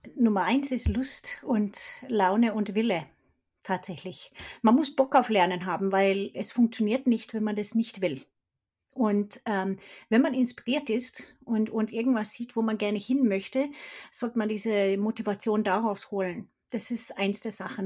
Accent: Sweden; German is a second language; moved away as an adult; also born or lived in Stockholm; now in Germany; Ich bin Schwedin und bin 92 nach Deutschland gekommen, habe internationale Kommunikation studiert

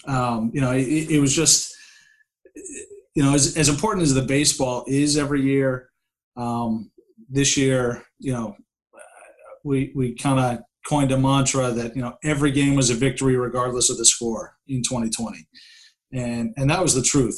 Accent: Worcester, Massachusetts, United States; I'm from Worcester

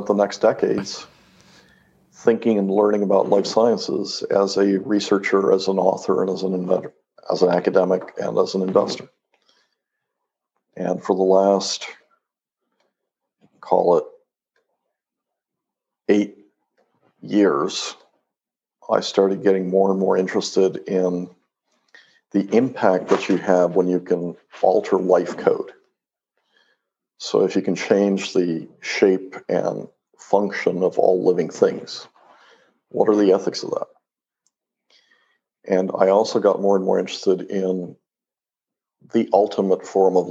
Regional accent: Mexico; moved away; I grew up in Mexico

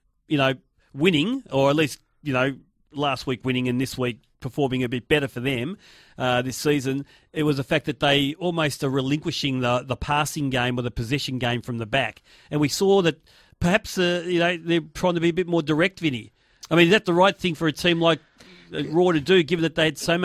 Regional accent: Australia; I'm an Aussie kid

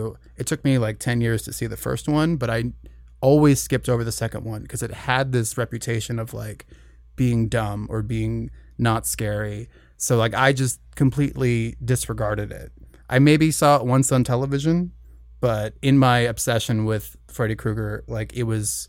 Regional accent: Minnesota, United States; I'm from Minnesota.

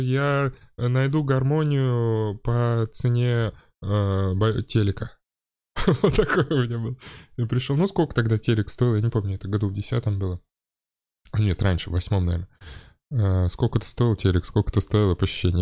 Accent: Saint Petersburg, Russia; я вырос на Приморской

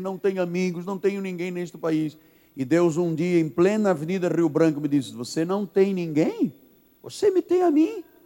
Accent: Angola; also born or lived in Portugal; now in Brazil; Ah, eu sou de Angola, vim de Portugal

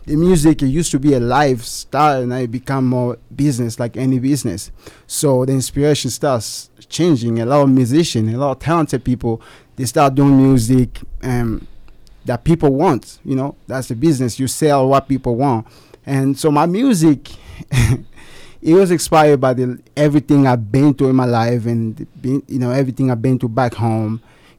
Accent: DR Congo; English is a second language; I'm from the Congo, and the Congo, we have like thousands of dialects, man.

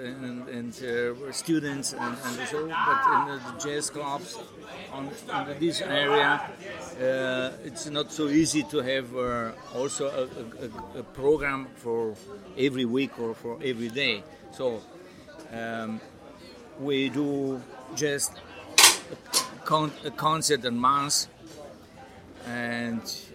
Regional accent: Sibiu, Sibiu County, Romania; also born or lived in Bad Ischl, Austria; I'm working in Romania, in Sibiu, and it's my hometown.

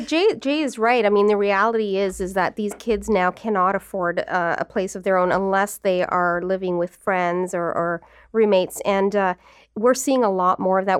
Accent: Newmarket, Ontario, Canada; I was from, I'm from Newmarket.

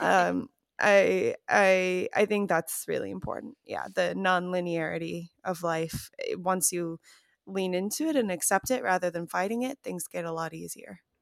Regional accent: Chicago, Illinois, United States; now in Los Angeles, United States; I'm from Chicago.

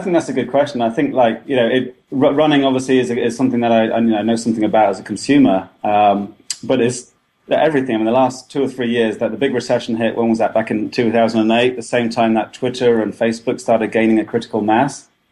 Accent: England, United Kingdom; now in Boston, United States; I'm English and live in America

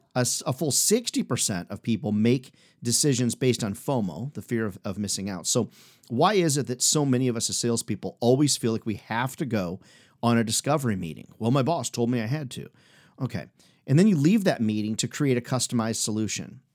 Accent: Midwest, United States; also born or lived in Chicago / Iowa / Illinois; I grew up in the Midwest, Chicago, Iowa, Illinois

